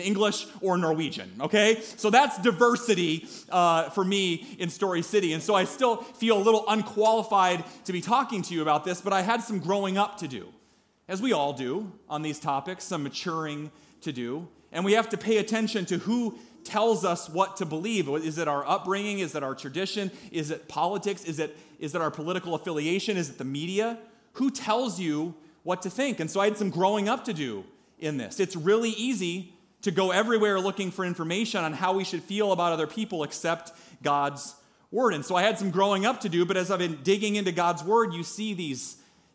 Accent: Story City, Iowa, United States; I'm from Story City. Does anybody know where Story City is? Middle of Iowa

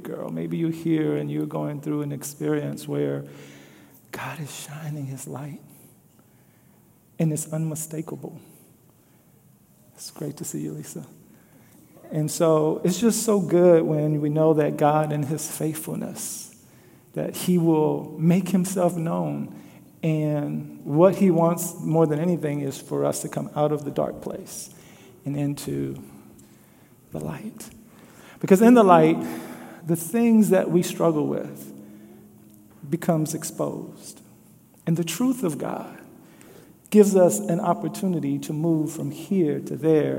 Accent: Louisiana, United States; now in Des Moines, United States; growing up in Louisiana.

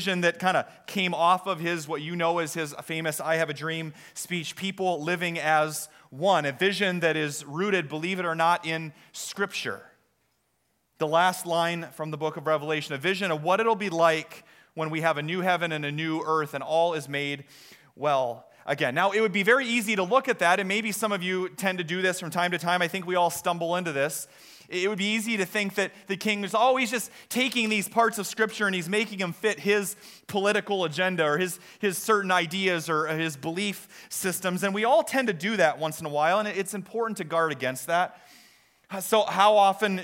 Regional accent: Story City, Iowa, United States; now in Des Moines, United States; I grew up in Story City, and our town celebration is Scandinavian Days

